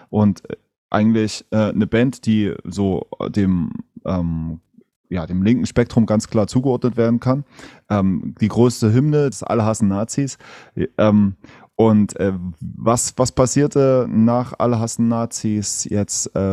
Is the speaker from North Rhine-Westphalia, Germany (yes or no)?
no; Berlin, Germany; Ich komme aus der, aus der Großstadt, ich komme aus Berlin.